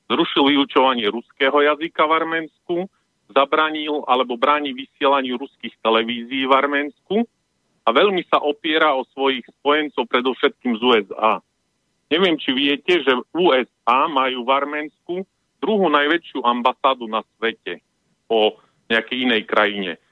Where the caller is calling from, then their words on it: Vranov nad Topľou, Prešov Region, Slovakia; som z Vranova.